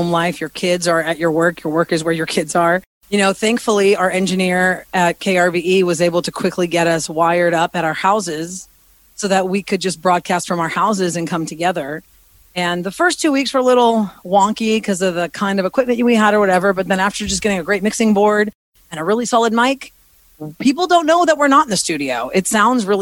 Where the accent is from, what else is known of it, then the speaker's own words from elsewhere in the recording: Houston, Texas, United States; moved away as an adult; also born or lived in Philadelphia; Born and raised in Houston, Texas, to a Greek family. My parents were born in Greece. I'm a first generation Greek American